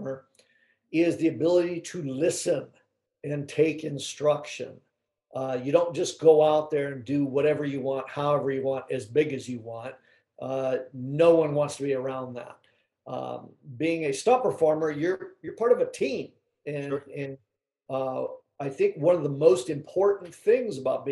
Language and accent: English; Los Angeles, California, United States; born and raised in Southern California, you know, Hollywood, basically